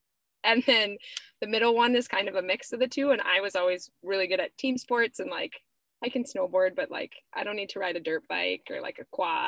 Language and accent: English; Etna, California, United States; I was born in Southern California, but then we moved to Etna, California, where my parents managed a Christian ranch. So I grew up, my first 4 years of life were spent on a ranch.